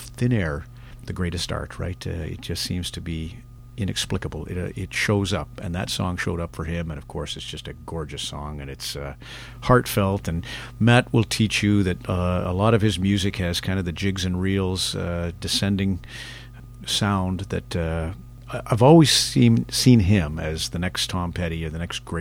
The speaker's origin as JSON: {"language": "English", "region": "Alberta", "country": "Canada", "said": "Alberta boy"}